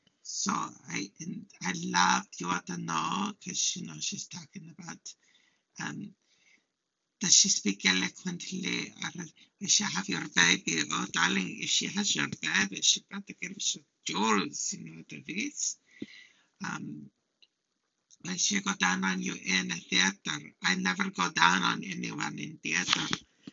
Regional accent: Hungary; English is a second language; now in United States; So, I'm from Hungary. I'm an immigrant.

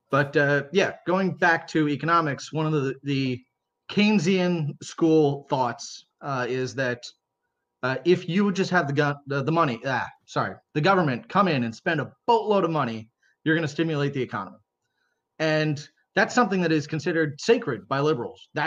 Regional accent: Maryland, United States; I mean, I, I grew up mostly overseas, but from high school age on, like, you know, I, I grew up in Maryland.

